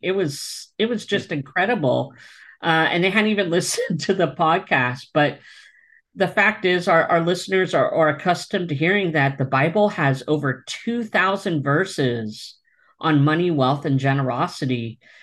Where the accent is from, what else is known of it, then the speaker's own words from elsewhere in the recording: East Coast of Pennsylvania, United States; now in Orange County, California, United States; where I'm from in the East Coast of Pennsylvania